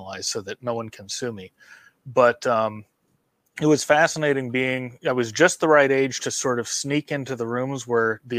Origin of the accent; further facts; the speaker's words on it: San Francisco, California, United States; also born or lived in Dallas, Texas; I moved when I was 7 years old, I moved from Dallas to San Francisco